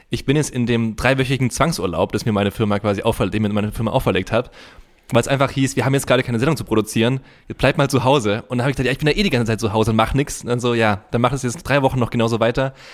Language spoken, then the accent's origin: German; Unterhausen, Baden-Württemberg, Germany; nee, ich komme auch äh, aus Unterhausen.